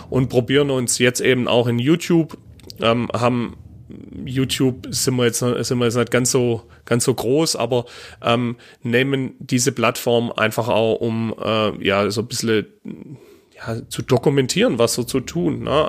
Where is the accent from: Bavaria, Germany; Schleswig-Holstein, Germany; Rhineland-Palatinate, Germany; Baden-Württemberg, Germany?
Baden-Württemberg, Germany; also als Schwabe äh, tut man sich einfach mit, äh, äh ja, mit dem Hochdeutsch einfach schwer